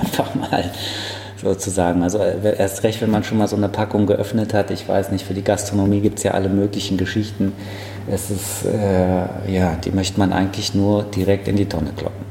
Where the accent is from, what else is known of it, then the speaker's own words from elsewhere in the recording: Frankfurt, Hesse, Germany; Ich bin in der Löwengrasse groß geworden, also es ist wirklich äh, ja, mein Stadtteil